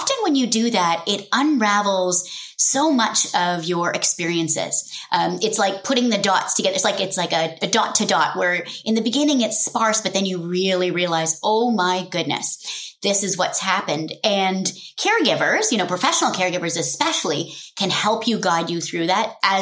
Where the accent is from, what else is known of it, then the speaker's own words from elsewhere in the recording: Nairobi, Kenya; also born or lived in London, England; I was born in London, and over a couple of months, we moved back to our home in Kenya at the time in Nairobi, and got to start my childhood there.